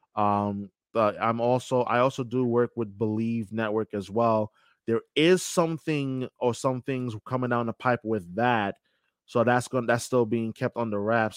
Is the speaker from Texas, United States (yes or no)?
no; New York, United States; moved away as an adult; now in Boston, United States; I knew from when I was young, growing up in New York